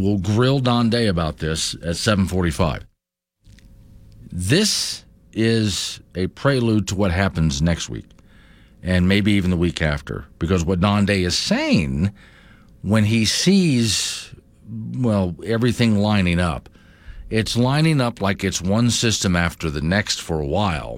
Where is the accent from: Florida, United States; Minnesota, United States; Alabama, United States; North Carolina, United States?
Florida, United States; now in Wyoming, United States; I grew up in Florida